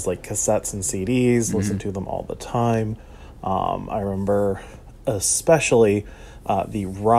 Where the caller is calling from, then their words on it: Harrisburg, Pennsylvania, United States; I'm from Harrisburg, Pennsylvania